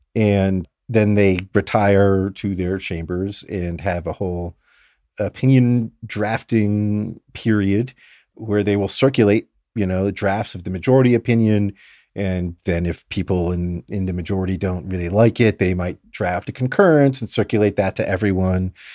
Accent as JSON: {"language": "English", "town": "Fort Lauderdale", "region": "Florida", "country": "United States", "tie": "born or raised there", "said": "I grew up in South Florida in Fort Lauderdale"}